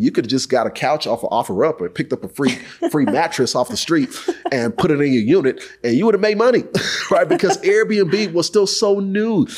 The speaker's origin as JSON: {"language": "English", "town": "Houston", "region": "Texas", "country": "United States", "said": "I'm from Houston, H Town, H Town for my folks"}